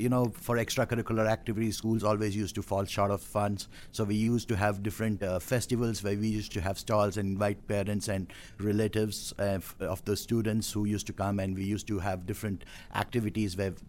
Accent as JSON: {"language": "English", "town": "Bangalore", "region": "Karnataka", "country": "India", "moved": "yes", "said": "I'm from South India, Bangalore."}